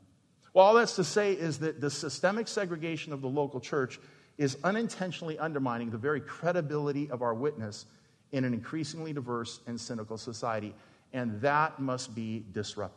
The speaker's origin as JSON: {"language": "English", "town": "Phoenix", "region": "Arizona", "country": "United States", "tie": "born or raised there", "said": "I worked, graduated from there to wash dishes at the Phoenix Playboy Club when I was 13"}